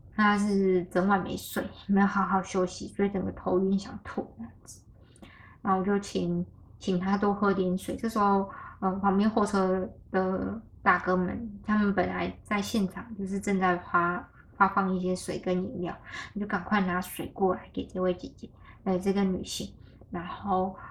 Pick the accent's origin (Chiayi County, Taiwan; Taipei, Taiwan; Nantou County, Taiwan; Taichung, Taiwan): Taichung, Taiwan; 就回到台中了。 就回家我家乡了